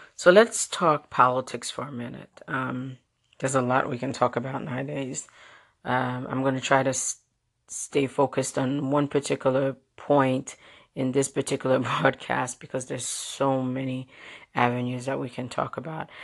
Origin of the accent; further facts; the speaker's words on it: New York City, New York, United States; the Brooklynite, Brooklynite in me growing up in Brooklyn, New York